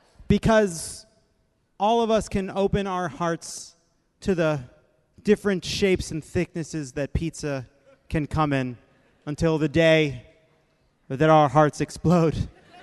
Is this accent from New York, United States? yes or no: yes; New York City, New York, United States; also born or lived in Long Island; now in Chicago, United States; I am born and raised in New York.